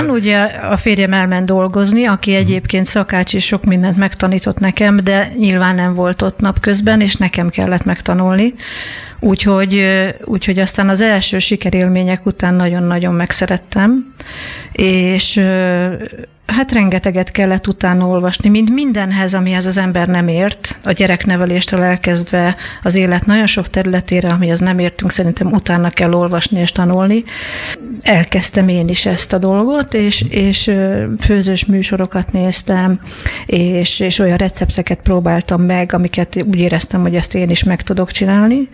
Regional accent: Veszprém, Veszprém County, Hungary; Mi a Veszprémben, a 20 emeletesben laktunk

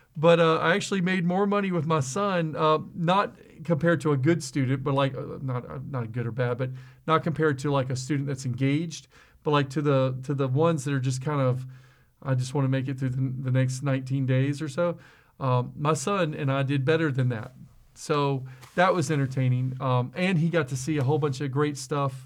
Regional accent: South Mississippi, United States; I was just some guy from South Mississippi that came to a company in Wisconsin

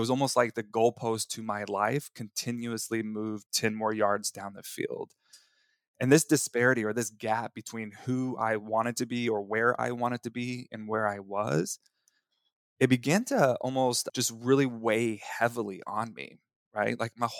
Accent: Texas, United States; I remember when I was 7 years old, growing up in Texas, I was playing in the community all-star flag football championship.

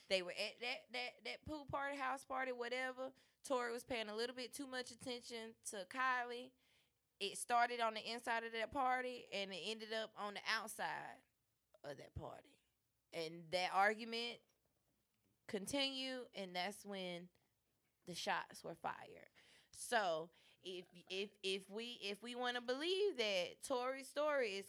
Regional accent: Chicago, Illinois, United States; I'm from Chiraq.

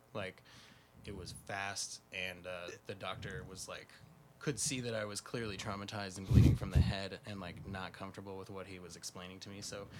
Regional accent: Loveland, Fort Collins area, northern Colorado, United States; I hail from northern Colorado, which is not as cool as Denver as far as the nightlife.

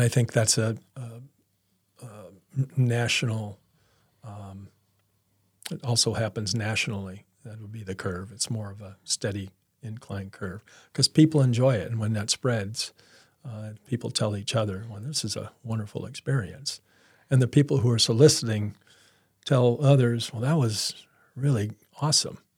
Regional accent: Peoria, Illinois, United States; I grew up in Peoria

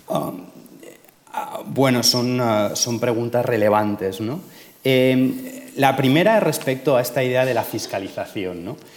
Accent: Majorca, Balearic Islands, Spain; yo soy precisamente mallorquín, con lo cual lo conozco de primera

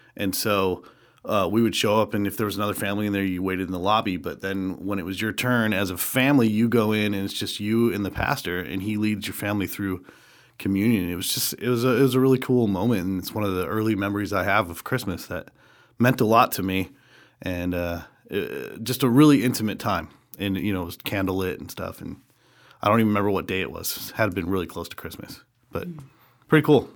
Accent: Rapid City, South Dakota, United States; I grew up in Rapid City, South Dakota

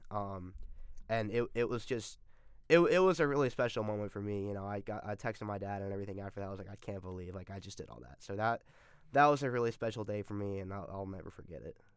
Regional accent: Atlanta, Georgia, United States; I'm from Atlanta and I used to, as a kid, go to every Tech game that was played in Atlanta. And then also, I had my high school graduation there.

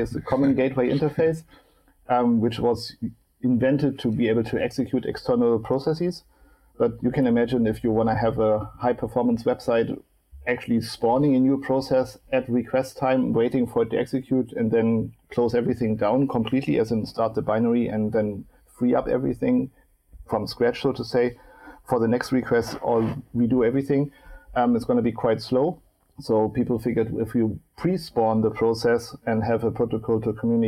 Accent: Hamburg, Germany; I'm sitting in Hamburg right now. Actually, my hometown

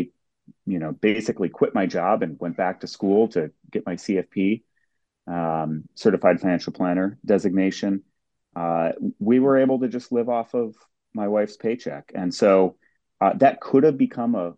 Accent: Minneapolis–Saint Paul, Minnesota, United States; I grew up in the Twin Cities

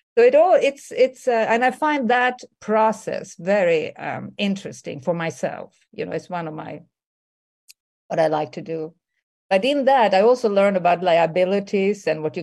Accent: Sweden; moved away as an adult; also born or lived in New York; I grew up in Sweden

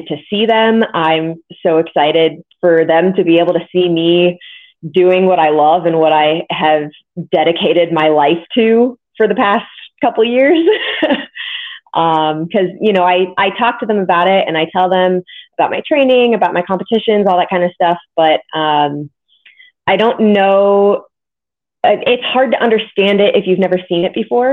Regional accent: Modesto, California, United States; moved away as an adult; also born or lived in New Jersey; My parents still live in Modesto, which is where I grew up

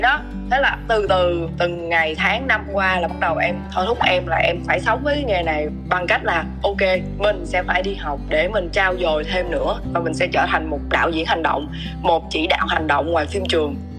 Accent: Mekong Delta, Vietnam; moved away; ở miền Tây quê

